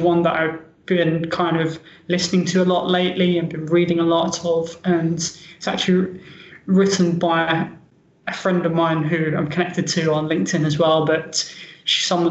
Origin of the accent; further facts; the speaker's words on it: London, United Kingdom; moved away; I'm from London, England. I was born and raised in London